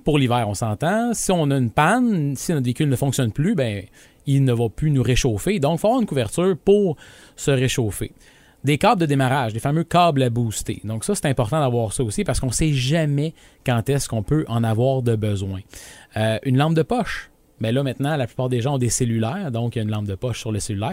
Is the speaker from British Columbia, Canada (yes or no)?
no; region of "Green Bay", Quebec, Canada; also born or lived in Saguenay, Quebec; je venais voir ma famille ici parce que je suis, je suis natif de la région de Green Bay